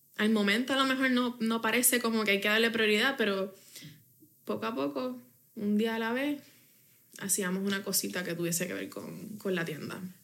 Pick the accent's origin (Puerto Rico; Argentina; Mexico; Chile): Puerto Rico; Bayamón; Yo viví eso en Bayamón